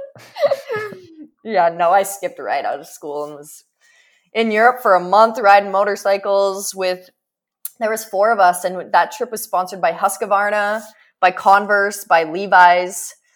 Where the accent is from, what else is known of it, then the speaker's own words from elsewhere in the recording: Prince Albert, Saskatchewan, Canada; moved away; I grew up in Prince Albert, Saskatchewan, in the middle of fucking nowhere